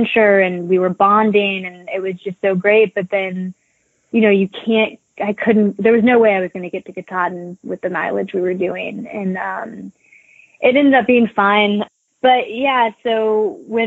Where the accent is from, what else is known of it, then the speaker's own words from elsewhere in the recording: Nashville, Tennessee, United States; also born or lived in Appalachians; I'm from Nashville